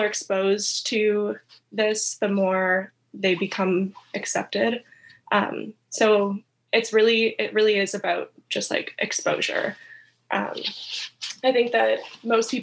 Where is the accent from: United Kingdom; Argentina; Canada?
Canada; I'm from Canada